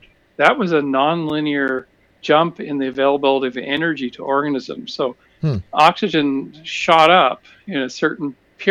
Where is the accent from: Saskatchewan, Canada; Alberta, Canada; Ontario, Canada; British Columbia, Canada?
British Columbia, Canada; I grew up in British Columbia